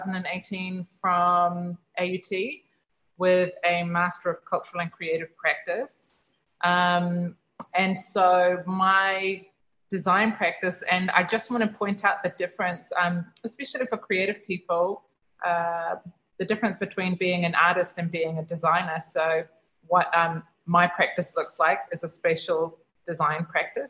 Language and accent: English; Auckland, New Zealand; now in Rarotonga, Cook Islands; Auckland, the city where I was born and raised. I grew up hanging out in Freiburg Square myself